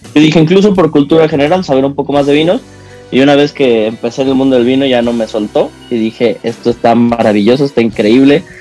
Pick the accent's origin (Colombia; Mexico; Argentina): Mexico